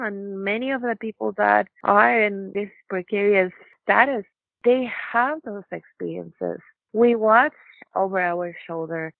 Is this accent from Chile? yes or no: yes; Chile; also born or lived in Canada; now in Regina, Canada; I come from Chile